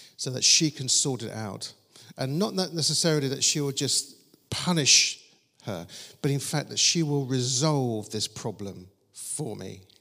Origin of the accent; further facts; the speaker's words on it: Croydon, London, United Kingdom; I was growing up in Croydon with my sister Julie